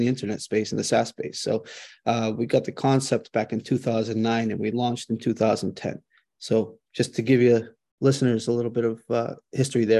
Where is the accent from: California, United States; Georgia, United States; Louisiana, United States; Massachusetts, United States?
Massachusetts, United States; Boston; born and raised in Boston